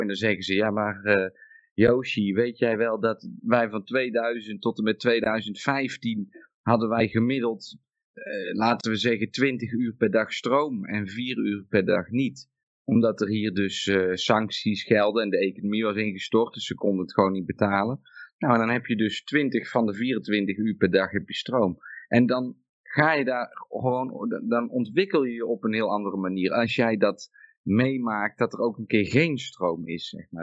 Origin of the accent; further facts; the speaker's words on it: Netherlands; moved away; ik kom uit Nederland